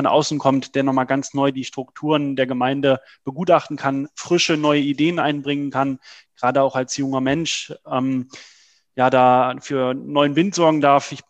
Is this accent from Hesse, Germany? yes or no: yes; Trendelburg, Hesse, Germany; dass ich mich aktiv ähm, für meine Heimatstadt, damals noch Trennelburg, ähm, engagieren will.